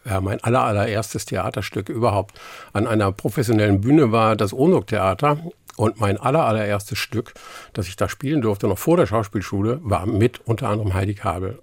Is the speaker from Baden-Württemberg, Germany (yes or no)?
no; Ramelsloh, Lower Saxony, Germany; first language Low German; German is a second language; moved away as an adult; also born or lived in Stelle / Hamburg; now in near Bremen, Germany; ich bin zwar in Niedersachsen geboren, aufgewachsen, aber ab dem Gymnasium, mhm. was ich in Harburg gemacht habe, äh, die Schule, äh, danach war ich eigentlich, oder empfinde ich mich, empfand ich mich eigentlich immer als Hamburger